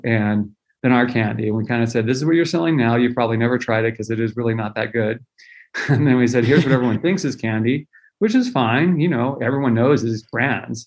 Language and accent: English; Central Valley of California, United States; I grew up in the Central Valley of California